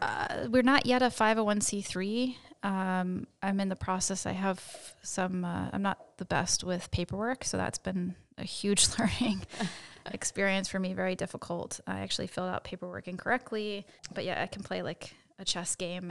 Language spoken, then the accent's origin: English; suburb of Philadelphia, Pennsylvania, United States; moved away as an adult; now in Princeton, United States; I grew up in Pennsylvania. Uh, I'm not too far from kind of a suburb of Philadelphia.